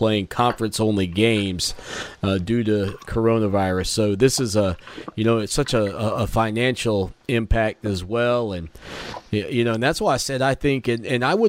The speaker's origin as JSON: {"language": "English", "country": "United States", "said": "I, as an American"}